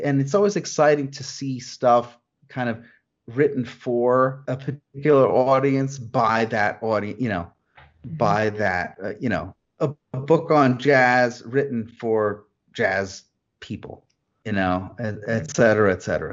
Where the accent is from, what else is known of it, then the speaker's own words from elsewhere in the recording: New Jersey, United States; I grew up in New Jersey